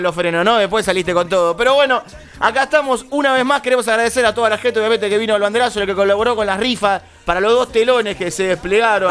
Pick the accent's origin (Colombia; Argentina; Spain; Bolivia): Argentina; also born or lived in Villa Crespo, Buenos Aires; soy argentino y latinoamericano